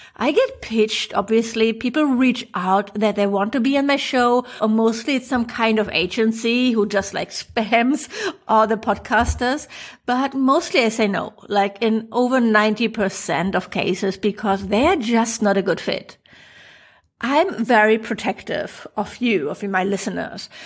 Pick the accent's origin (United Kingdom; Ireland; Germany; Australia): Germany; accent: German; English is a second language; my funny German accent